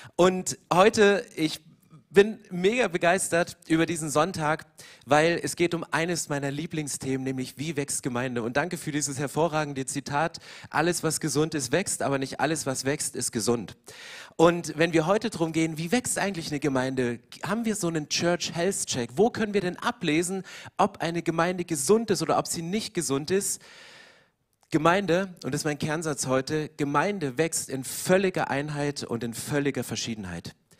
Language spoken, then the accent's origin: German; East Germany, Germany; Ich komme aus dem Osten